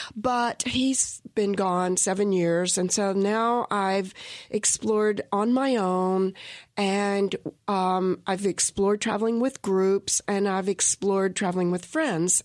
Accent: South Carolina, United States; now in Western North Carolina, United States; I grew up in South Carolina

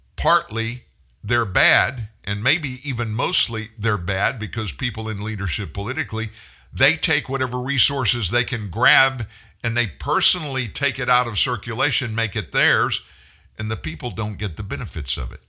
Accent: United States; we as Americans

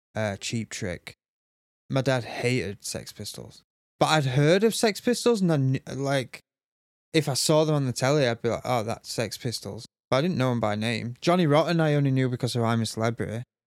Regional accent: Sheffield, Yorkshire and the Humber, United Kingdom; I'm from Sheffield, so I'm used to seeing weirdos

